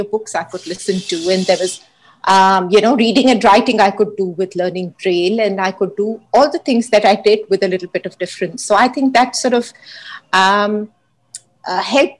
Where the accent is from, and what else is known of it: Hyderabad, Telangana, India; born or raised there